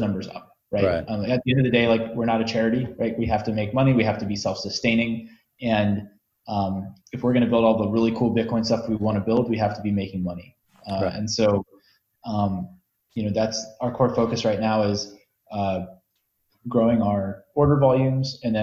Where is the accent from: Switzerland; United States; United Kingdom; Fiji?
United States; I'm an American